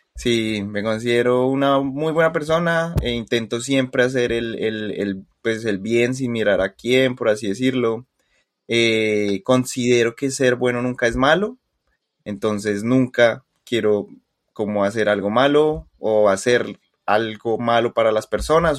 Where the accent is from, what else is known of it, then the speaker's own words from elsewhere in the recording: Colombia; soy colombiano, a mucho con mucho orgullo